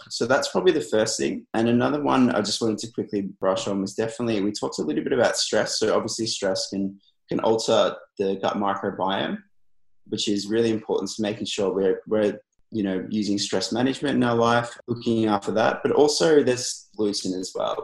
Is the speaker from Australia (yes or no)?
yes; Melbourne, Victoria, Australia; I'm from Melbourne, Australia. So I'm a registered nutritionist here.